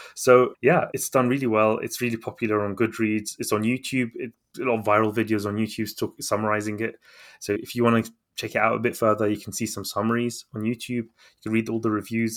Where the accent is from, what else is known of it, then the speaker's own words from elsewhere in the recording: London, United Kingdom; also born or lived in Baghdad, Iraq; to the U K when I was a baby, and I grew up here in London.